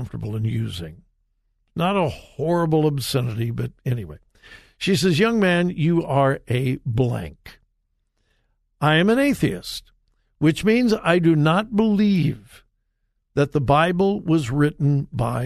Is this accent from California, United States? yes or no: yes; Compton, California, United States; I grew up in Southern California, went to high school in Compton, California